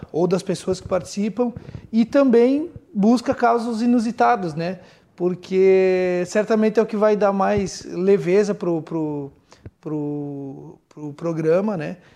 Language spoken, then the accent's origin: Portuguese; Rio Grande do Sul, Brazil